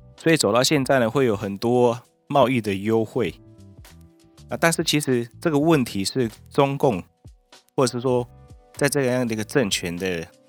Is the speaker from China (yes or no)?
no; Taiwan; 我们台湾人